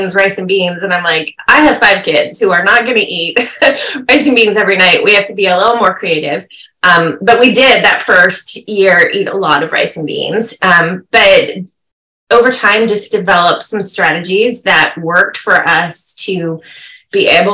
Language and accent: English; California, United States; moved away as an adult; also born or lived in Midwest; We're from California, but we had moved there for a time